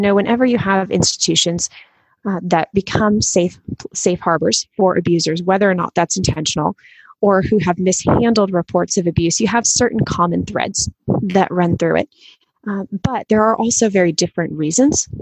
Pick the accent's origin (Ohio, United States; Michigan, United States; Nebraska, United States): Michigan, United States; now in Louisville, United States; I was born and raised in Michigan, homeschooled myself